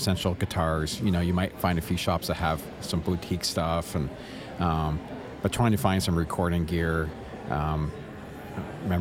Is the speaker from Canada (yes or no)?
yes; Canada; I'm from Canada